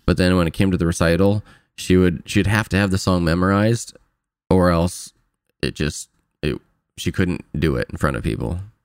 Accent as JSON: {"language": "English", "town": "Fort Wayne", "region": "Indiana", "country": "United States", "tie": "born or raised there", "moved": "as an adult", "lives_now": "California, United States", "said": "back to Fort Wayne, my hometown"}